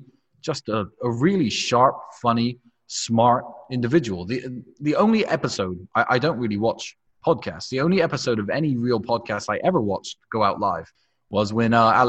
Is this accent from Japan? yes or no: no; England, United Kingdom; also born or lived in Goshen, Indiana, United States; my father was an American. My mother was English. I left the United States when I was 7. So I feel very foreign when I go there. I don't sound like an American. But I am an American in a way.